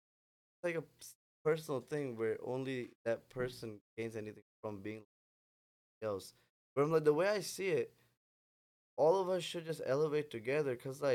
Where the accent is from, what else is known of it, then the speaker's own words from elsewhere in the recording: Pakistan; English is a second language; moved away as an adult; also born or lived in Chicago, United States; now in Houston, United States; So I've moved back to Pakistan, and then I kind of grew up there, so I ended up having dual citizenship.